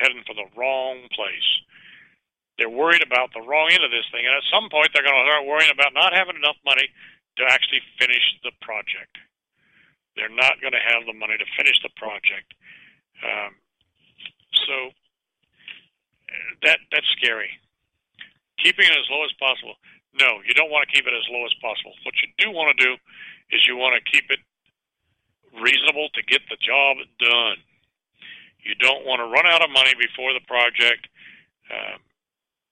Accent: Richmond, California, United States; also born or lived in San Pablo, California; I grew up in Richmond, California

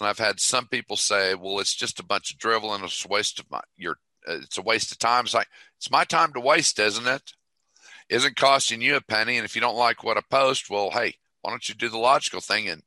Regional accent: Toledo, Ohio, United States; I'm from Toledo

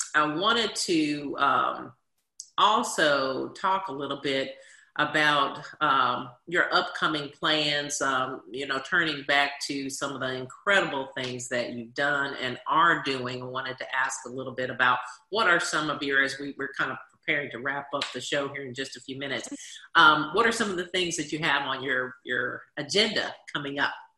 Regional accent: Washington, District of Columbia, United States; When I grew up in Washington D.C., we had something called the Officer Friendly Program

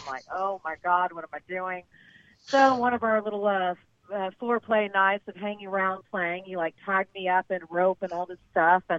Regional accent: Texas, United States; I'm a Texan.

